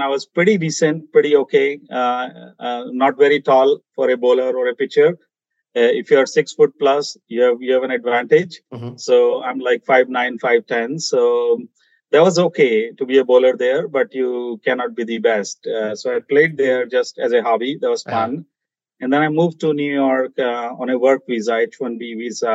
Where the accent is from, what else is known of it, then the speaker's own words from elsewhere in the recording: India; moved away; I'm originally, as I mentioned, I'm from India.